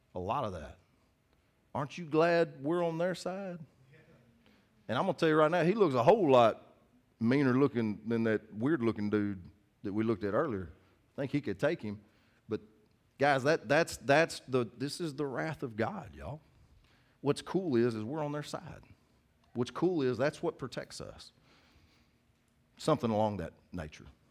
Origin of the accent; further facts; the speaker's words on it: United States; I'm from Cass County